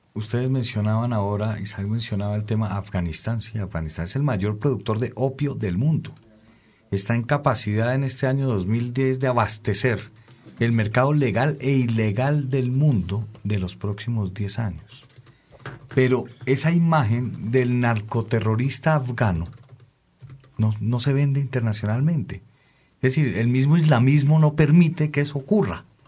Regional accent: Colombia; los colombianos en el exterior somos los colombianos

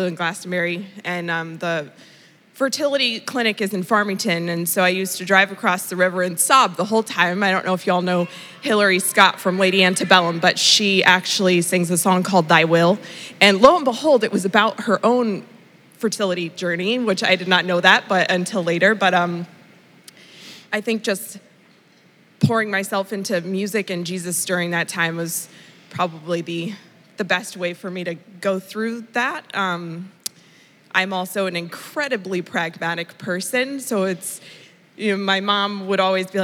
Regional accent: Indonesia; moved away; I grew up in Indonesia, so I went back to my Eastern medicine roots

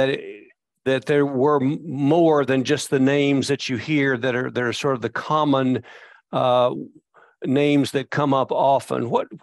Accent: Barren County, Kentucky, United States; that's my hometown and that's where I was born and raised.

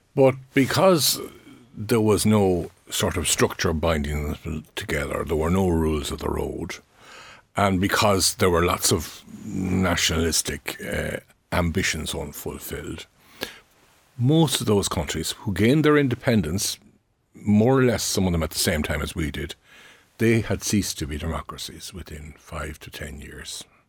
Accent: Ireland; we are an English-speaking country operating a common law legal system

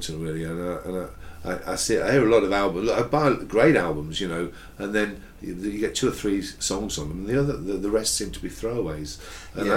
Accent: Hinckley, East Midlands, United Kingdom; moved away; also born or lived in Stoke-on-Trent / Atherstone / London / Borehamwood; I was born in Stoke, but we moved to a little place near Atherstone, which is on the Watling Street in the Midlands. Then when I was two, moved to Hinckley

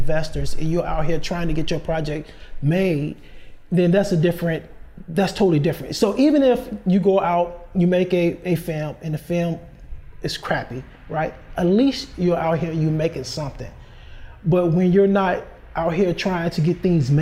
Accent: Chicago, Illinois, United States; I'm from Chicago, born and raised.

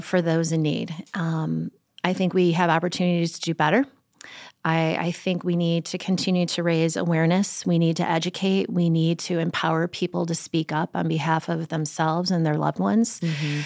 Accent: Chicago, Illinois, United States; moved away; I grew up in Chicago

